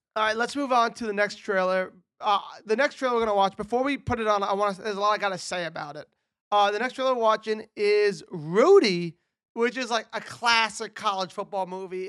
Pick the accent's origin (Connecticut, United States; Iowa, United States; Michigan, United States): Connecticut, United States; I'm from Connecticut